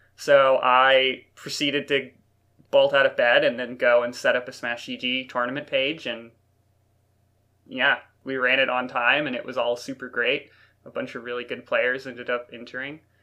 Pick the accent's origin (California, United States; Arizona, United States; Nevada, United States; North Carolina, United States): North Carolina, United States; now in Nova Scotia, Canada; I'm from North Carolina